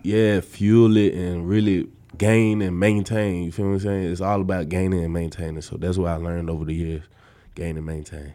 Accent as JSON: {"language": "English", "town": "Atlanta", "region": "Georgia", "country": "United States", "moved": "as an adult", "lives_now": "Nebraska, United States", "said": "I'm from Atlanta, Georgia"}